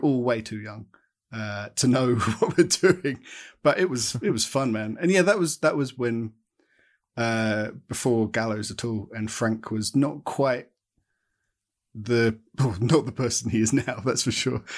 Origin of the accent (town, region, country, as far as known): Watford, East of England, United Kingdom; born or raised there